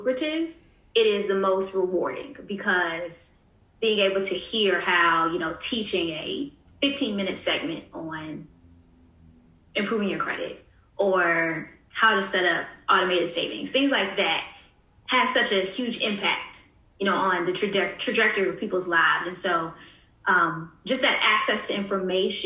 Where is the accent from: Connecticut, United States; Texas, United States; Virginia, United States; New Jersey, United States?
Virginia, United States; Newport News; born or raised there